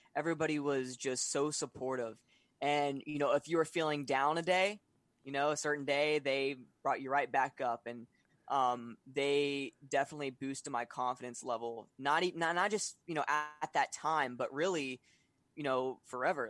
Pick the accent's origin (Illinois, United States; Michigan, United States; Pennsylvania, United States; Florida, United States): Florida, United States; also born or lived in Atlanta, Georgia; I'm from Florida